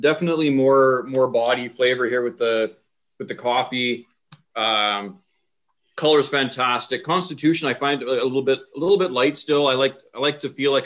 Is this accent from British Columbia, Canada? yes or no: no; Ponoka, Alberta, Canada; I actually did grow up there